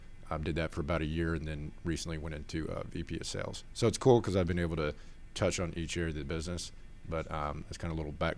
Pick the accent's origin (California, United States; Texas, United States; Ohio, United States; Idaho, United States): Texas, United States; Austin; born there; also born or lived in Georgia; So, I was born in Austin, Texas, so actually moved over to Georgia about in 1990, around that time frame.